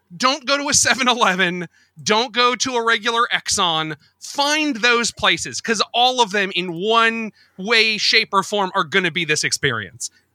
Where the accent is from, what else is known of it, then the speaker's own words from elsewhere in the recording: United States; being American